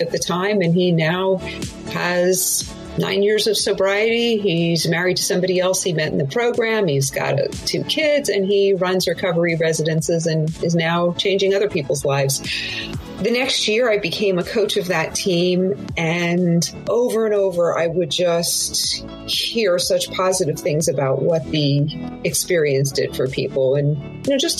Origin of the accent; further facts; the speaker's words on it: Southern California, United States; I am from Southern California